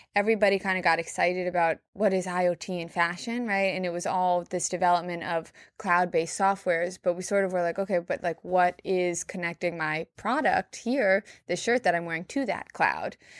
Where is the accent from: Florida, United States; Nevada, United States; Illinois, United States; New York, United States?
New York, United States; I'm born and raised in New York. I live here now